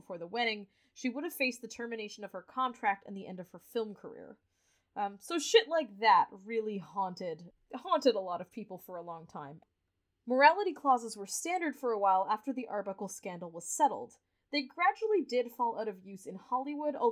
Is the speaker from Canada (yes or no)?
yes; Canada; also born or lived in United States; we're Canadian